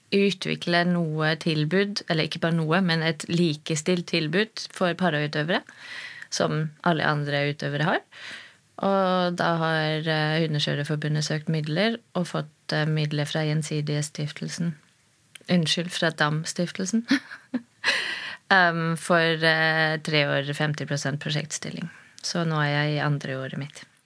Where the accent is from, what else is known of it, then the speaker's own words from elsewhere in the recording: Germany; now in Norway; jeg er født i Tyskland